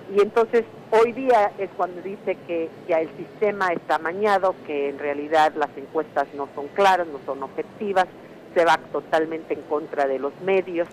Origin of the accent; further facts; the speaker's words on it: Mexico; now in United States; soy inmigrante, porque soy mexicana